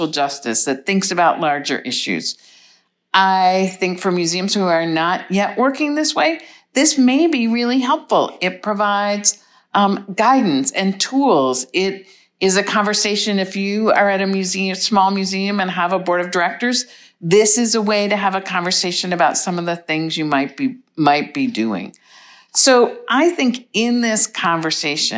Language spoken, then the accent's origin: English; United States; I am an ICOM member and I'm from the United States